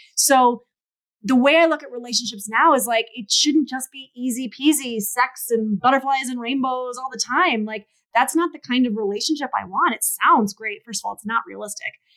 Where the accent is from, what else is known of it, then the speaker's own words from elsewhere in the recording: New York, United States; I'm from New York